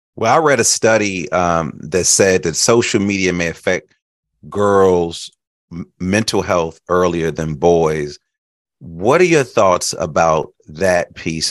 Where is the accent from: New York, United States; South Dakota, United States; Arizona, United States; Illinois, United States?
Illinois, United States; Chicago; I grew up in Chicago